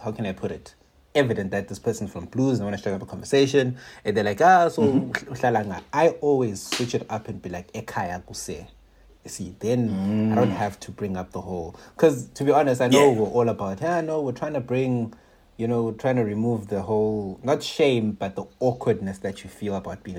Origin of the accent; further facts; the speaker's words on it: Bulawayo, Zimbabwe; I'm from Burnside.